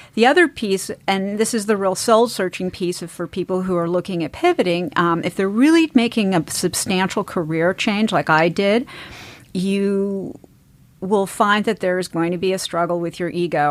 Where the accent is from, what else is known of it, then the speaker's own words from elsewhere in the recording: East Coast, United States; I grew up in the East Coast